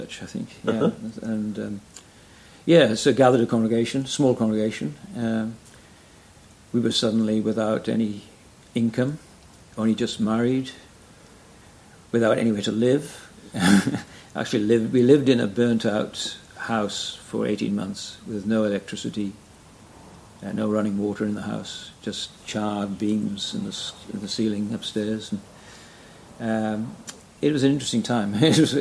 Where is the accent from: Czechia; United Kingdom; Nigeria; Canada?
United Kingdom; Wales; moved away as an adult; now in Brisbane, Australia; I'm from Wales originally, as you probably tell by my accent.